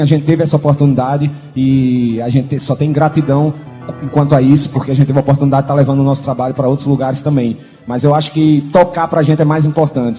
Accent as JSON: {"language": "Portuguese", "region": "Paraíba", "country": "Brazil", "said": "é aqui que a gente renova o nosso sotaque"}